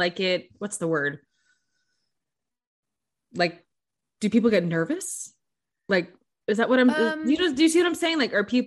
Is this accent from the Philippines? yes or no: no; United States; maybe because I'm American